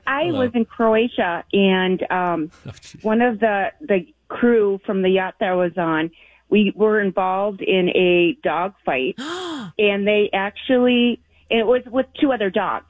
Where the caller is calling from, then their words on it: Burnsville, Minnesota, United States; I'm calling from Burnsville.